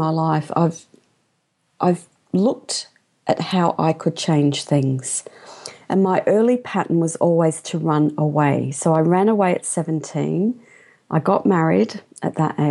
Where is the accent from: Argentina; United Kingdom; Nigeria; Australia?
United Kingdom; London; I was born in London, and my father came to England from India